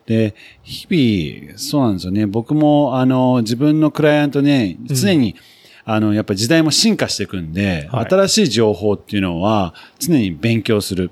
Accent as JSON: {"language": "Japanese", "region": "Nagano", "country": "Japan", "tie": "born or raised there", "also_born_or_lived": "United Kingdom", "said": "僕は長野県出身だったんで"}